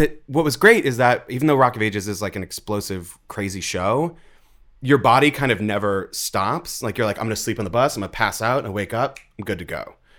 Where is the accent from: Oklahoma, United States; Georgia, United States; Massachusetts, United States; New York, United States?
Massachusetts, United States; Andover; Oh, Andover High School in Andover, Massachusetts.